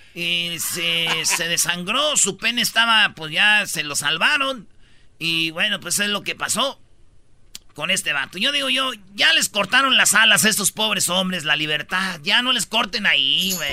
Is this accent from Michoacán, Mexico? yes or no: yes; Michoacán, Mexico; now in United States; como decimos allá en Michoacán